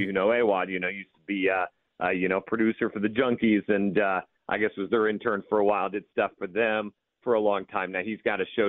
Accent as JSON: {"language": "English", "region": "Midwest", "country": "United States", "tie": "born or raised there", "moved": "yes", "said": "I grew up in the Midwest"}